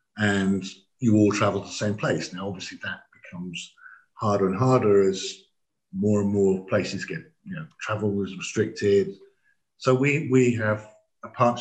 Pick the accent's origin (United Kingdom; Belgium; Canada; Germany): United Kingdom; England; we didn't speak anything but English being English